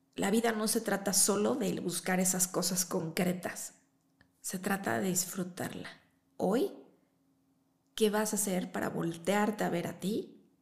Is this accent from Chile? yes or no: no; Chihuahua, Mexico; now in Mexico City, Mexico; yo también crecí allá en Chihuahua